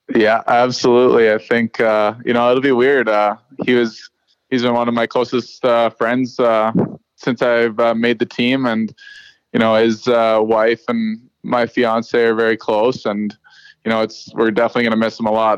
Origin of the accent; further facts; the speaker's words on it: Saskatchewan, Canada; moved away; I'm a kid from Saskatchewan